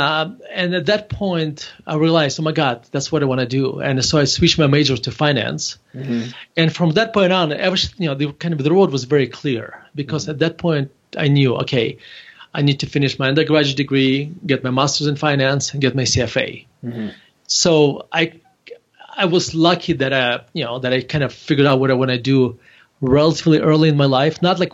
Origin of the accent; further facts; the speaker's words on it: Murmansk, Murmansk Oblast, Russia; English is a second language; moved away as an adult; now in United States; I actually was born in Murmansk, Russia